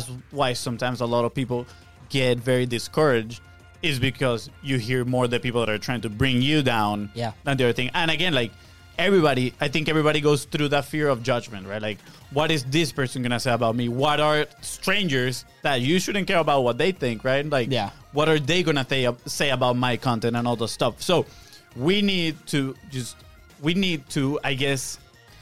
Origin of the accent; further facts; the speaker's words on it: Venezuela; now in United States; we grew up playing soccer in Venezuela